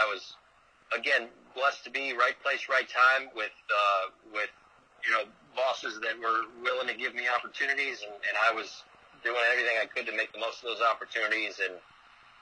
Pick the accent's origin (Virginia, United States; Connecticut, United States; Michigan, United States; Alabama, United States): Connecticut, United States; Bristol; moved away; I grew up in Bristol, Connecticut